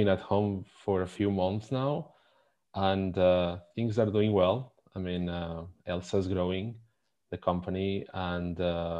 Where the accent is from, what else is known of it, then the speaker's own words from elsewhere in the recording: Spain; English is a second language; I'm from Spain